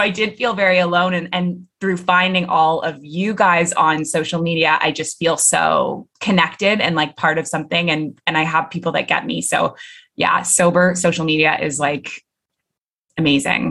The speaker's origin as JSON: {"language": "English", "town": "Toronto", "region": "Ontario", "country": "Canada", "moved": "as an adult", "lives_now": "Middle East", "said": "I'm originally from Toronto"}